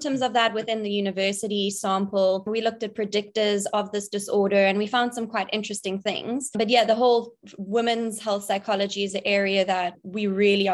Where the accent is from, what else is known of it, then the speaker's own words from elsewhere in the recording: Cape Town, Western Cape, South Africa; I'm born and bred in Cape Town, South Africa. That's where I'm currently situated.